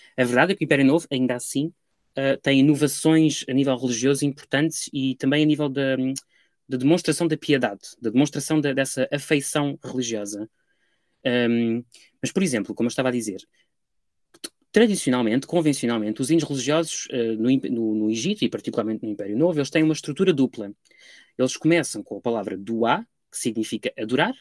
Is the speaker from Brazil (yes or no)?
no; Lisbon, Portugal; moved away as an adult; also born or lived in Paris; now in London, United Kingdom; ao ir de Lisboa para Paris e depois de Paris para Londres